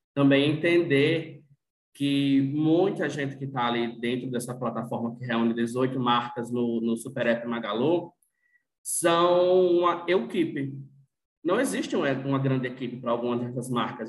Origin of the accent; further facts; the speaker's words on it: Natal, Rio Grande do Norte, Brazil; sou de Natal